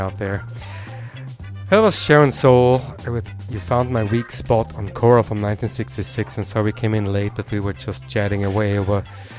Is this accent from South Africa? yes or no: no; Vienna, Austria; moved away; I grew up in the Opera House in Vienna.